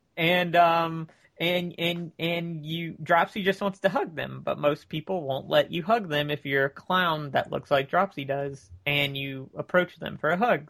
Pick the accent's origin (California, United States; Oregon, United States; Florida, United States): Florida, United States; near Tampa, Central; Florida near Tampa, but not Tampa